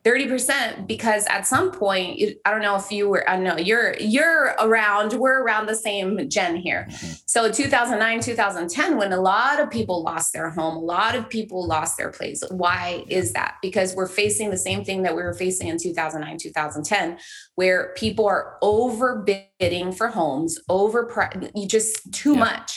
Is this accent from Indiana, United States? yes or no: no; Los Angeles, California, United States; also born or lived in El Salvador (family origin) / Huntington Beach, California; I grew up in East Los Angeles